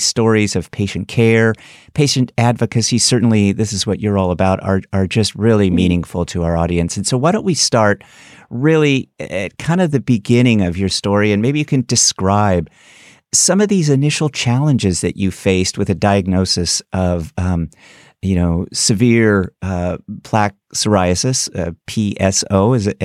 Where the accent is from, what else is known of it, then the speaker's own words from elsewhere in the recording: Daly City, California, United States; My family were immigrants and ultimately landed at the San Francisco Bay Area. I was born in Daly City